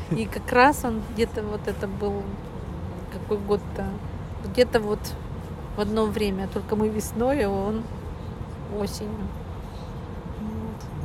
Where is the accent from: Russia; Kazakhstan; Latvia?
Russia; Perm, Perm Krai; из Перми